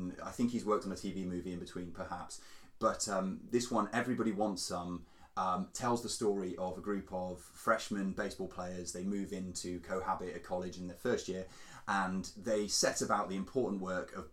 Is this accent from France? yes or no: yes; France; I was born in France